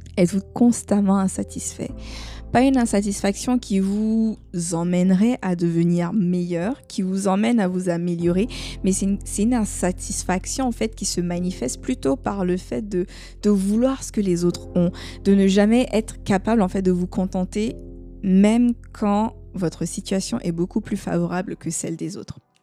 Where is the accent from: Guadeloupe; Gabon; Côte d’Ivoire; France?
Côte d’Ivoire; chez nous en Côte d'Ivoire